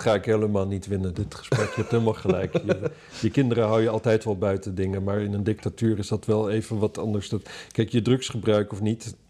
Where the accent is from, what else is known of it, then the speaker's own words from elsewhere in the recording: Netherlands; Ik ben een Hollander